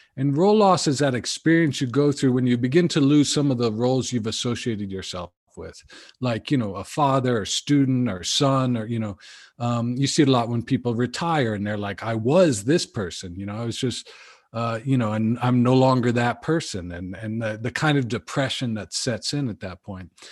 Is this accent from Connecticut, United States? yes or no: yes; Connecticut, United States; moved away as an adult; also born or lived in California; I grew up in Connecticut